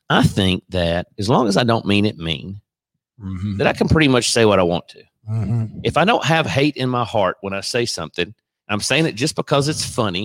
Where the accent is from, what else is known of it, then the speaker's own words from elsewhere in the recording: the South, United States; accent: Southern; here in the South, our Southern colloquial language